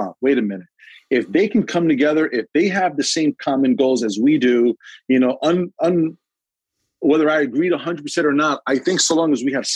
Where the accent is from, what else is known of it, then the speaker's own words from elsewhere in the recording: New York City, New York, United States; When I grew up in Sunset Park, I never saw a black fireman